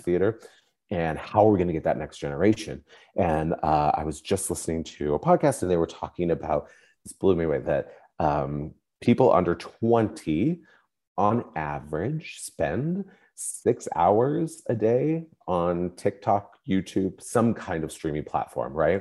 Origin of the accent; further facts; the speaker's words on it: Spokane, Washington, United States; I grew up in Spokane, Washington.